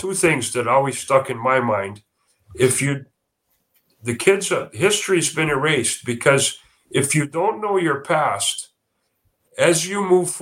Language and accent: English; Manitoba, Canada; now in Calgary, Canada; I grew up in Manitoba